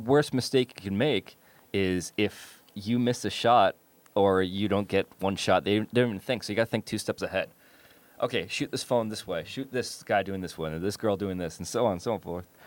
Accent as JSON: {"language": "English", "region": "New York", "country": "United States", "moved": "yes", "said": "I'm from New York"}